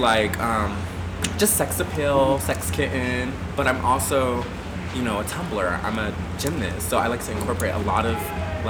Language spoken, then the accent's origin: English; Panama City, Florida, United States; moved away; I'm originally from Panama City, Florida. It's a small town in the Panhandle. It's like kind of by Tallahassee. It's very, you know, very super redneck. Mm-hmm. But it was crazy because I grew up as a pastor's son.